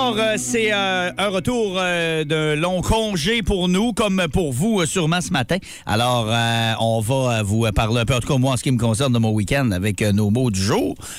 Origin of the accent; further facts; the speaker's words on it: Quebec, Canada; J'ai expliqué à Patan que je venais du Québec